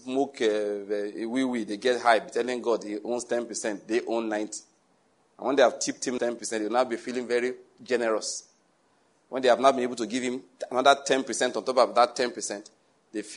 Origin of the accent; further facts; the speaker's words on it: Nigeria; moved away; in my hometown, in my mother's church